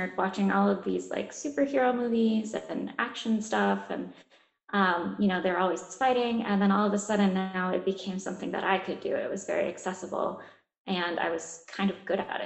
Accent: Ohio, United States; moved away as an adult; also born or lived in South Carolina; I grew up in Ohio

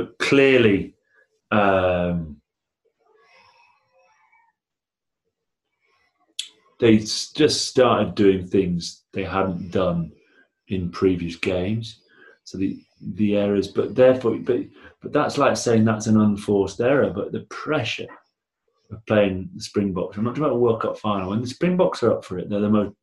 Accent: Blackburn, North West England, United Kingdom; I'm from Blackburn.

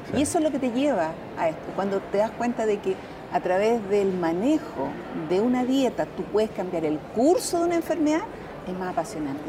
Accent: Chile

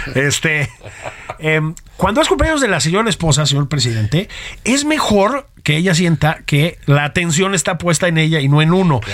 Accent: Mexico

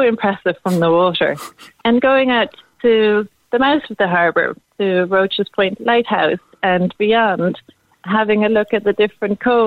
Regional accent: Amsterdam, North Holland, Netherlands; now in Cork, Ireland; I'm from Amsterdam originally in the Netherlands, and we are very used to being on the water in the Netherlands, you know, and it's something that you grow up

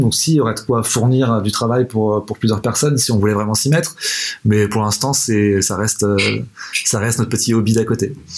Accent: Nantes, Pays de la Loire, France; moi historiquement, je suis nantais

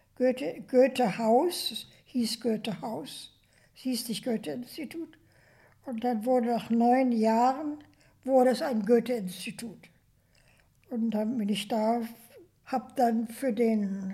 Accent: Germany; moved away as an adult; also born or lived in New York, United States; dass ich Deutsch war

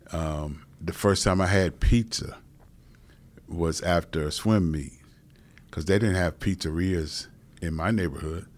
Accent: Cleveland, Ohio, United States; I'm a Cleveland native

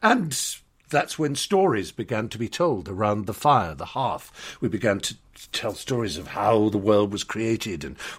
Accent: United Kingdom; And I, you know, we used to, especially being British, think it rather pretentious to bring our minds to bear on what we were tasting

